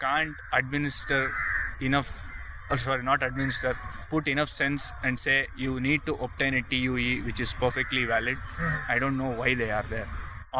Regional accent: Varanasi, Uttar Pradesh, India; I am from Varanasi. I am from there.

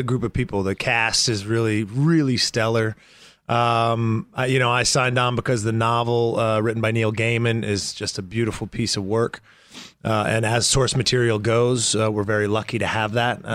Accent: Canada; now in Los Angeles, United States; I come from Canada and it was a hockey background there.

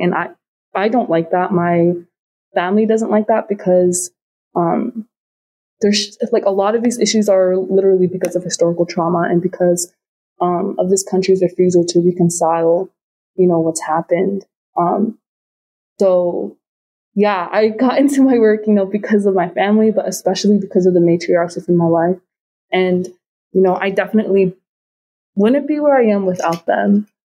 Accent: Anchorage, Alaska, United States; I grew up in Anchorage, which is, you know, one of the biggest cities in Alaska

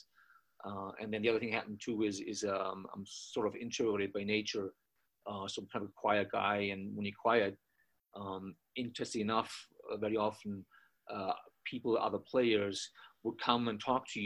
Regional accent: Austria; moved away as an adult; also born or lived in Boston, United States; now in Colorado, United States; I was born in Austria, grew up there, got my undergraduate degree there in sports science

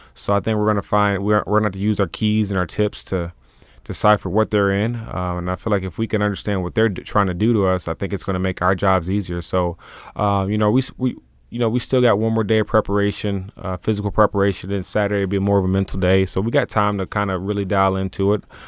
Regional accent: Tennessee, United States; We're both from Tennessee

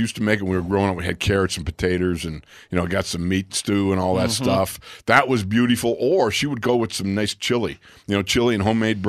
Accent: Buffalo, New York, United States; moved away; also born or lived in Minnesota; I'm from Buffalo, man.

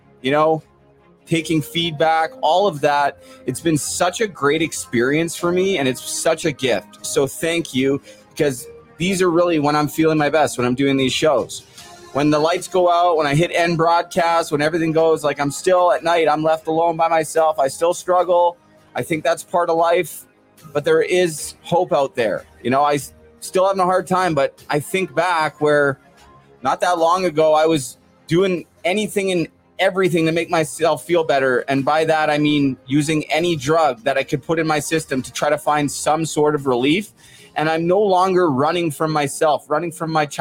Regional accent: Port Coquitlam, British Columbia, Canada; I'm from Port Coquitlam.

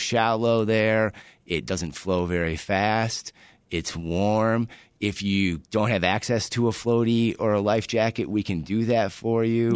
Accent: Michigan, United States; now in Chicago, United States; I grew up in Michigan, very close to the water

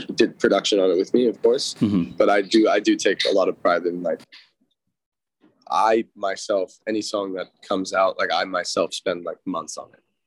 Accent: Los Angeles, California, United States; I grew up in Studio City, where I'm sitting right now

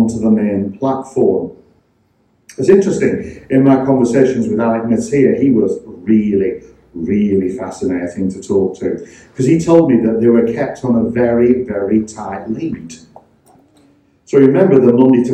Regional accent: Blackburn, North West England, United Kingdom; the church that I grew up in Blackburn, Church of the Saviour Blackburn.

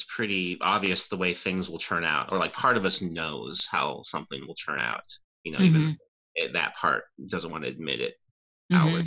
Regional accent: near Yelm, Washington, United States; I grew up near Yelm

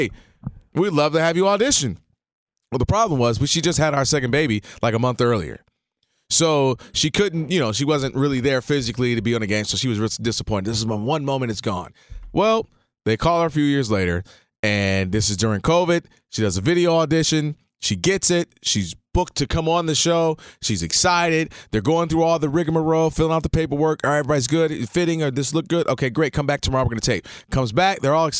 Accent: Detroit, Michigan, United States; I'm coming from Detroit. I'm cool. I'm like, yo, what's up? I'm …. You know what I'm saying? Detroit, what's up?

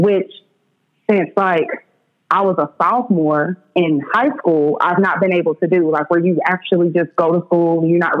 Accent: Oklahoma City, Oklahoma, United States; I'm born and raised in Oklahoma City, shout out to the East Side

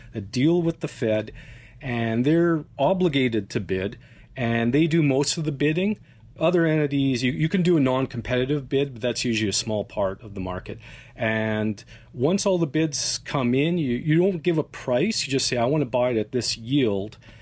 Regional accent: Canada; As a Canadian

